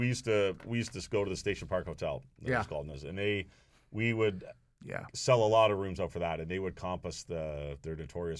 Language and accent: English; Toronto, Ontario, Canada; Why would we go to London? We're from Toronto, you know.